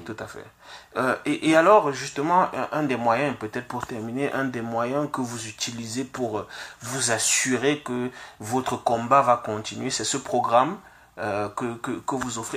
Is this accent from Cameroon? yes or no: yes; Cameroon; moi je suis originaire de, de l'Afrique, plus précisément du Cameroun